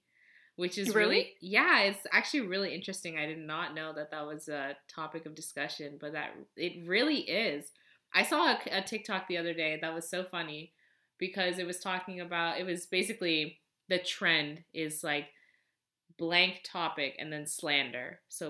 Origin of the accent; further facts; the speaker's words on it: Nepal; Yeah, from Nepal, so like Nepali, I guess.